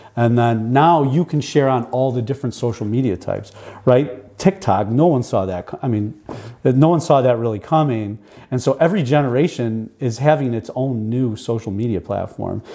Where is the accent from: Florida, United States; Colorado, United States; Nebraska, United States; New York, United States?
New York, United States; Buffalo; I grew up here in Buffalo, and then I did uh, college at Canisius here in Buffalo